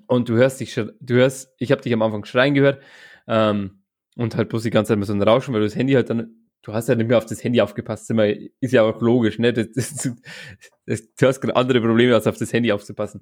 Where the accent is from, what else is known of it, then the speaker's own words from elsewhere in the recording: Straubing, Bavaria, Germany; Ich komme ja aus Straubing